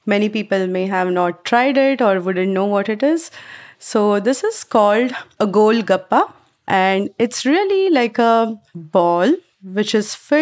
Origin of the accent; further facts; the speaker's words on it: Mumbai, Maharashtra, India; moved away as an adult; now in United States; I grew up back in Mumbai in India